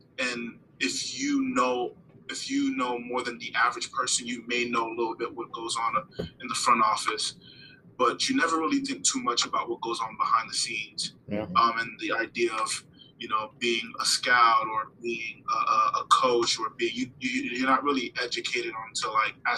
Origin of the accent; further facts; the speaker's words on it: Broward County, South Florida, United States; moved away as an adult; also born or lived in Brooklyn, New York / Haiti; now in Tallahassee, United States; Born in Brooklyn, New York. I lived there for a few years. And then I moved to Haiti. I lived in Haiti for a few years as well. But for the most part, I was raised in South Florida, specifically Broward County, Florida